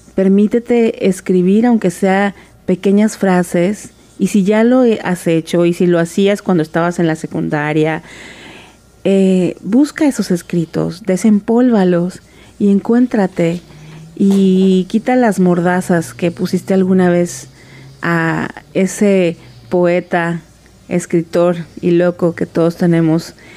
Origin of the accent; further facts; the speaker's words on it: Tabasco, Mexico; moved away as an adult; also born or lived in Mexico City; nací en la Ciudad de México y mi madre es tabasqueña, así que nos fuimos a vivir a Tabasco cuando yo era muy chiquita, de manera que soy tabasqueña